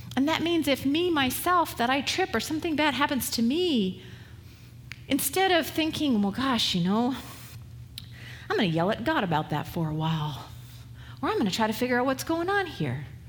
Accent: West Coast, United States; moved away; I was from the West Coast

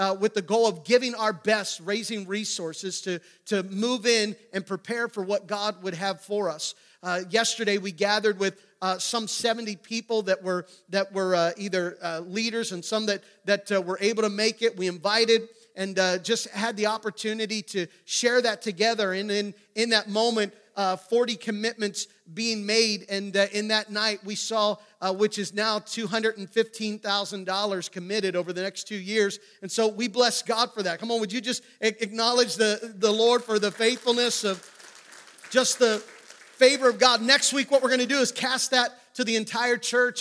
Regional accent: New Oxford, Pennsylvania, United States; my early years growing up in New Oxford, Pennsylvania, right outside of Gettysburg

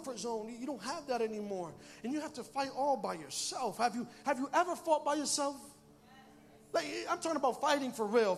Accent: Bridgeport, Connecticut, United States; I live in Bridgeport. I work in Bridgeport. And I grew up in Bridgeport most of my life.

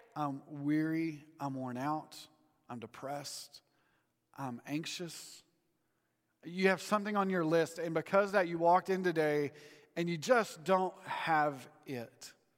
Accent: United States; as an American

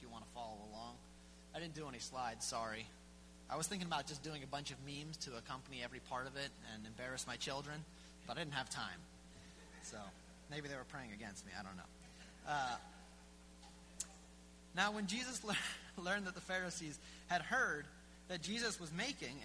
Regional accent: Philadelphia, Pennsylvania, United States; I grew up in Philadelphia, and we like to think of ourselves as a real, you know, big city.

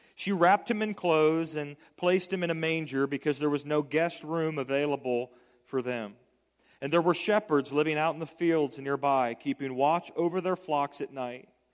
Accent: Decatur, Indiana, United States; born or raised there; moved away

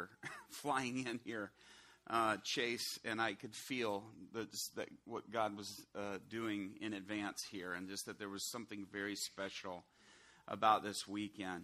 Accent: Chicago, Illinois, United States; also born or lived in Atlanta; Illinois, I'm from the Chicago area

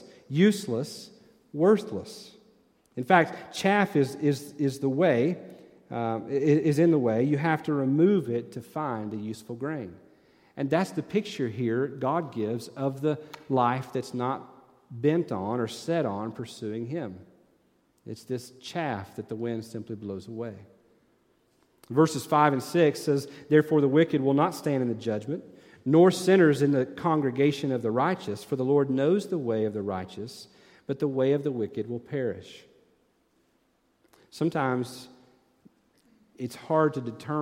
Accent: Tennessee, United States; moved away as an adult; I'm from Tennessee

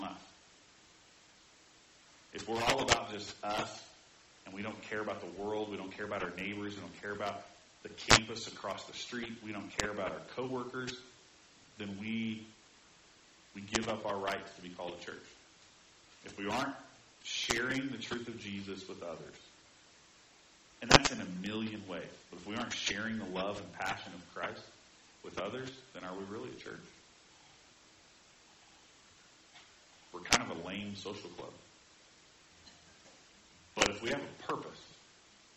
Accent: Indiana, United States; grew up in Indiana where zone defense was kind of a literal four-letter word

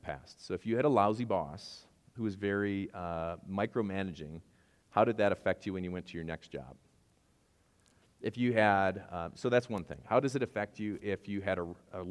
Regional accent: Wisconsin, United States; I'm from Wisconsin, and I have no idea how to say baggage without some kind of accent

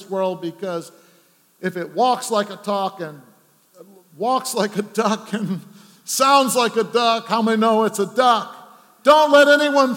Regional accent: Scranton, Pennsylvania, United States; moved away; my hometown, Scranton, Pennsylvania.

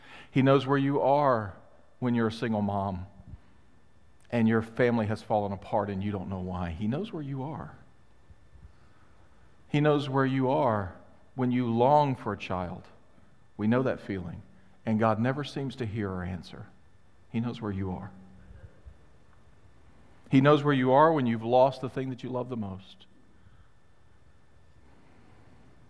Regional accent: Mississippi, United States; also born or lived in Chicago; now in Florida, United States; I grew up in Mississippi

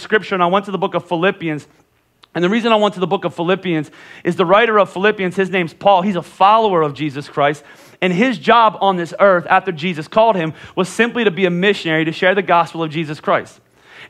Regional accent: Pennsylvania, United States; moved away; I'm from Pennsylvania

